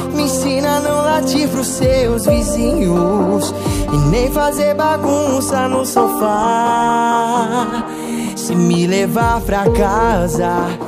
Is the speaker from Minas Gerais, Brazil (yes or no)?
no; São José do Rio Preto, São Paulo, Brazil; also born or lived in Santos; sou nascido aqui em Santos, e aí me mudei muito cedo lá para São José do Rio Preto.